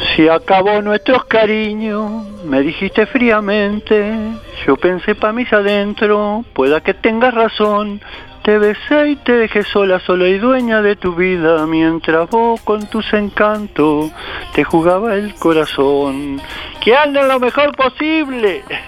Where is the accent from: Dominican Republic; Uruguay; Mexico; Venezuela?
Uruguay; Acá somos los uruguayos